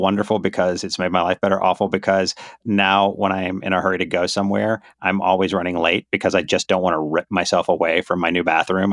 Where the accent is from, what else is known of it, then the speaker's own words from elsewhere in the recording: Myrtle Beach, South Carolina, United States; also born or lived in Charleston, South Carolina; I was born in Myrtle Beach.